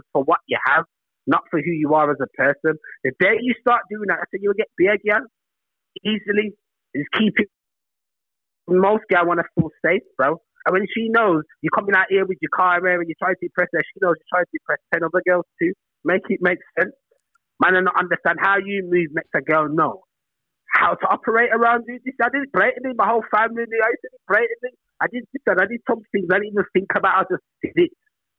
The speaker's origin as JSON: {"language": "English", "town": "Birmingham", "region": "West Midlands", "country": "United Kingdom", "said": "Birmingham, fam."}